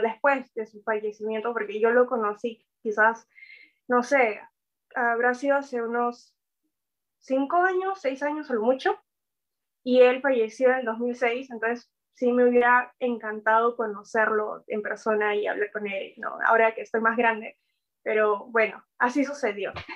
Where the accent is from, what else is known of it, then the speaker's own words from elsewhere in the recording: Peru; nuestra historia como peruanos